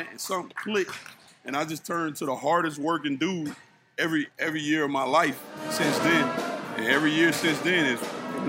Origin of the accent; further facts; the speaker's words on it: East Point, Georgia, United States; I was practicing with East Point Because I'm from East Point, Georgia, okay. South Side Atlanta.